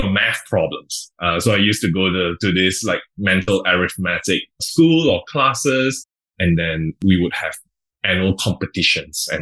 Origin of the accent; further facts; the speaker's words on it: Johor Bahru, Johor, Malaysia; So I grew up in Johor Bahru. Did my primary school studies, my secondary school studies, as well as my college there.